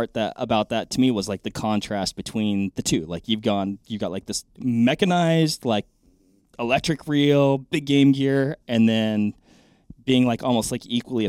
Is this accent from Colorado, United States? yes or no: no; Washington, United States; So I grew up fishing in Washington.